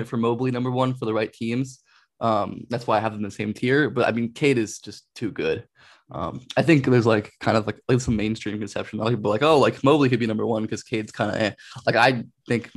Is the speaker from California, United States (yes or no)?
yes; Los Angeles, California, United States; I grew up and I'm from Los Angeles area.